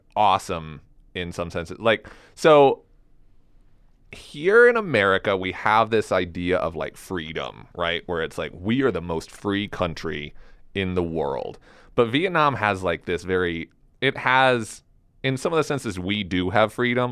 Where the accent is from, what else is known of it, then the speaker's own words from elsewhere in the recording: Elizabeth, Colorado, United States; also born or lived in New York City; now in Fort Collins, United States; I grew up in Elizabeth, Colorado